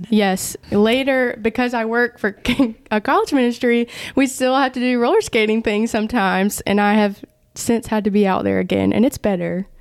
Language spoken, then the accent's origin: English; Vidalia, Georgia, United States; now in Augusta, United States; I'm originally from Vidalia, Georgia, where the onions are